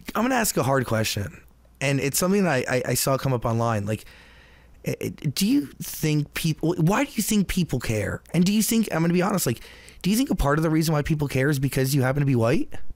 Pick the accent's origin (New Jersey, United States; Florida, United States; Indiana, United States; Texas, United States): New Jersey, United States; I'm from New Jersey